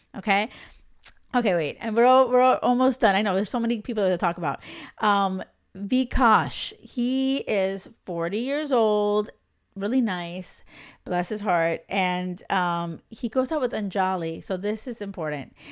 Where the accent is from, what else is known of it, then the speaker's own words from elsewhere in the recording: Miami, Florida, United States; moved away as an adult; now in Europe; I grew up in the States, in Miami